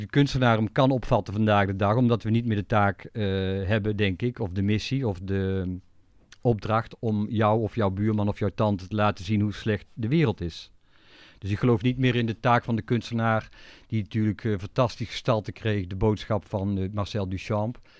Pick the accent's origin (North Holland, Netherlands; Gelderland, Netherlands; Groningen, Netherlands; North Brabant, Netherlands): North Brabant, Netherlands; Tilburg; Ik ben toevallig in Tilburg geboren.